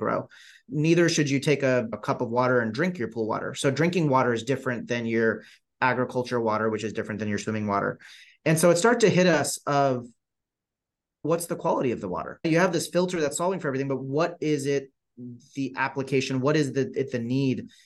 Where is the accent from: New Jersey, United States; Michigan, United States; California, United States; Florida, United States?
California, United States; Southern; growing up in Southern California at his dad's pool and spa store